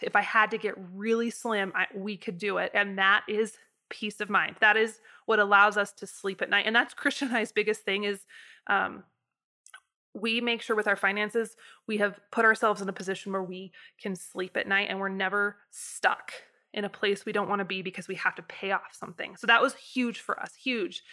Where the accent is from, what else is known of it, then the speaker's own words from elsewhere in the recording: United States; my experience in the U S as a, as a American citizen